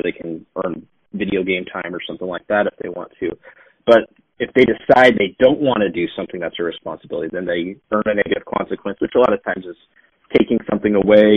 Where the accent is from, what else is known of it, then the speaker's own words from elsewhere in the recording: Billings, Montana, United States; developing the business opportunities that I have right here in my hometown of Billings, Montana